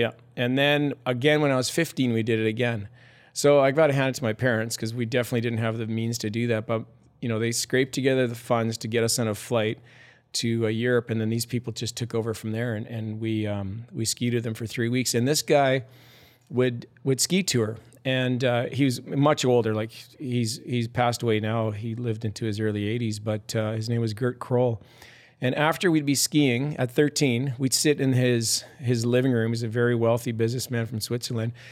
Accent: Sherwood Park, Alberta, Canada; also born or lived in Morinville, Alberta; we moved when I was eleven from the Mournville area, or Mournville, the town of Mournville, north of Edmond, to, uh, a bedroom community, uh, east of Edmonton called Sherwood Park

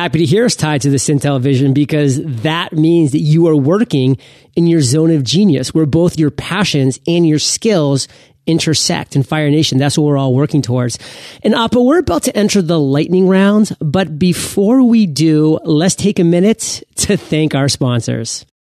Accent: Maine, United States; I was born and raised in Maine.

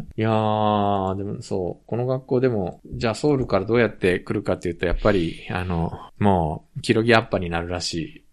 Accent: Japan; also born or lived in South Korea; 日本生まれ韓国在住経験あり、仕事やプライベートでたまに聞きしている日本人の

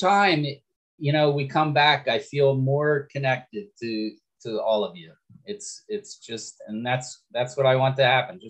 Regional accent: Florida, United States; I'm from Florida.

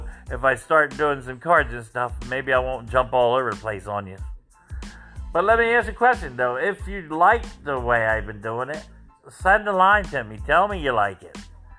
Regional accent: New Jersey, United States; I'm from New Jersey, where they have like Jim's Lunch, and they're well known for their bread pudding.

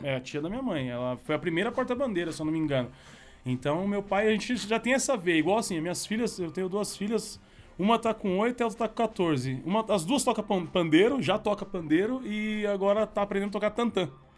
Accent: São Paulo, Brazil; eu sou do, da Zona Leste de São Paulo, cidade Tiradentes

